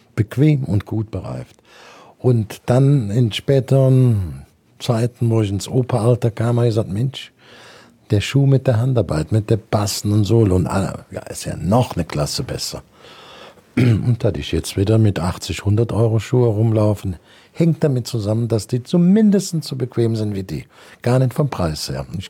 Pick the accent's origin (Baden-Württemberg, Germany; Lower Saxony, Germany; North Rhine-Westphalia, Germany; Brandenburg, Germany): North Rhine-Westphalia, Germany; Brühl; von meinem Heimatort Brühl, das ist direkt bei Köln